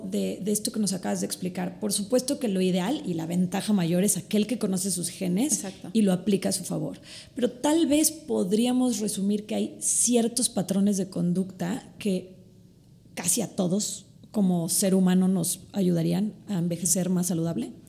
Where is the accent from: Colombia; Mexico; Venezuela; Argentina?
Mexico; Somos de México y entonces el maíz nos cae muy bien.